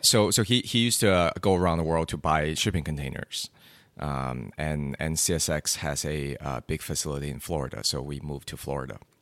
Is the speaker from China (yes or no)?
yes; China; growing up in China